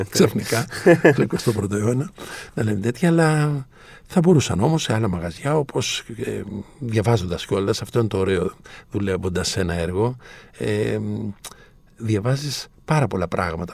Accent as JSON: {"language": "Greek", "area": "Andros", "region": "South Aegean", "country": "Greece", "said": "το νησί μου, την Άνδρο"}